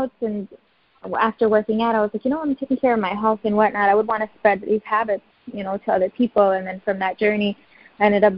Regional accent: Grenada; now in United States; I'm originally from Grenada. My parents are from Guyana

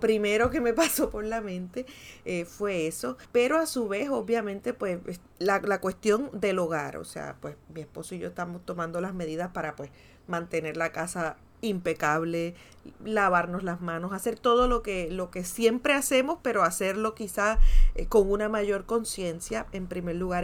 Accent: Puerto Rico; los puertorriqueños y las puertorriqueñas

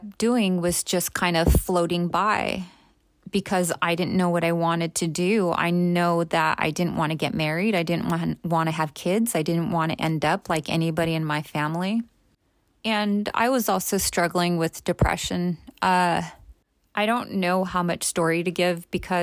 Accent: Los Angeles, California, United States; I grew up in East LA.

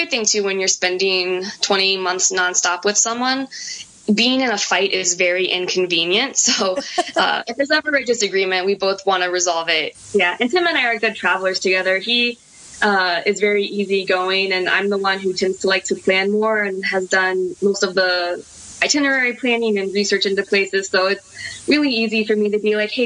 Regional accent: United States; as an American

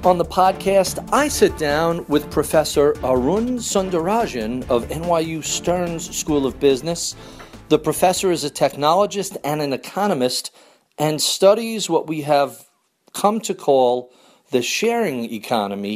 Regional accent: New York, United States; as a New Yorker

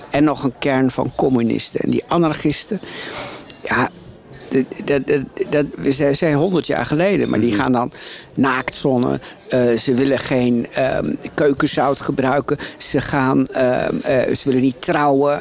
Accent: Drenthe, Netherlands; ik ben opgegroeid in Drenthe

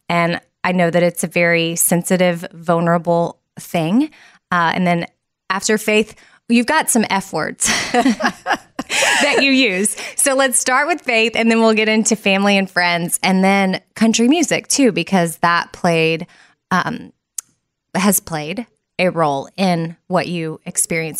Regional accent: Austin, Texas, United States; I'm from Austin, born and raised.

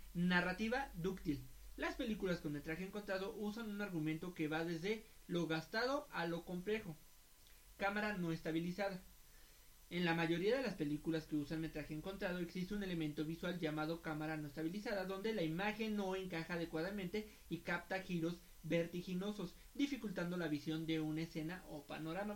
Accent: Mexico; somos mexicanos

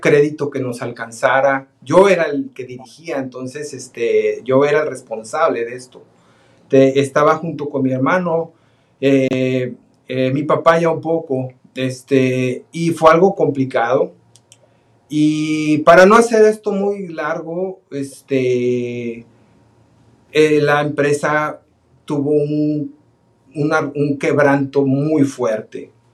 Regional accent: Guadalajara, Jalisco, Mexico; now in United States; somos de Guadalajara, Jalisco, los dos. Este, de ahí son nuestras familias también

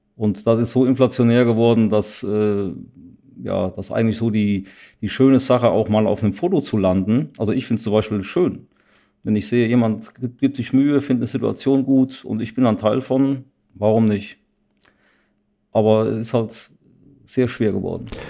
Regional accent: Siegen, North Rhine-Westphalia, Germany; meiner Heimatstadt Siegen

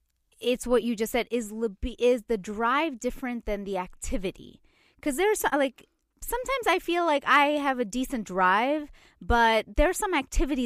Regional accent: India; It's also because I'm Indian and my mom might be listening and I'm really like, I can't.

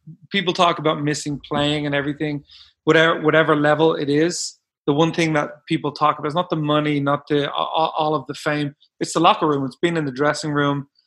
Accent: Dublin, Leinster, Ireland; moved away as an adult; also born or lived in Bakersfield, California / Portland, Oregon; now in United States; I grew up in Ireland.

